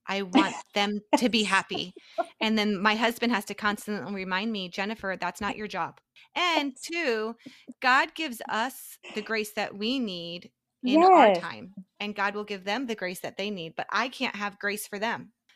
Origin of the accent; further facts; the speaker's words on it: New Jersey, United States; I'm from New Jersey